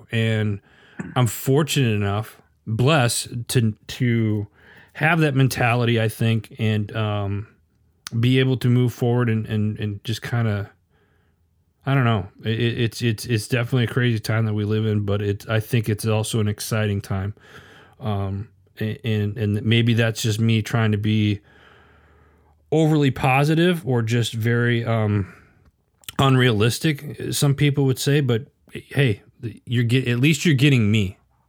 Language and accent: English; Midwest, United States; also born or lived in Arizona; I grew up in the Midwest, and then I lived in Arizona for 25 plus years, and very fast paced life.